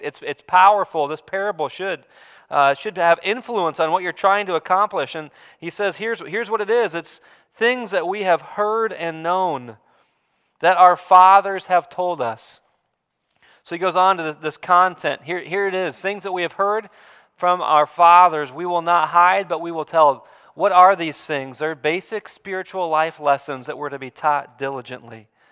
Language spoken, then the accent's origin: English; Bondurant, Iowa, United States; I grew up in Bond Ranch on an acreage on a farm just outside of Bond Ranch, Iowa, up in the metro area